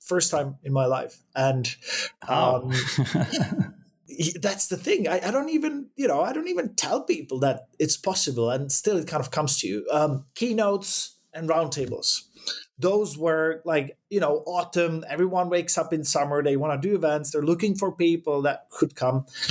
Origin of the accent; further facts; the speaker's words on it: Prague, Czechia; moved away as an adult; now in Sweden; I come from Prague, from Czech Republic originally.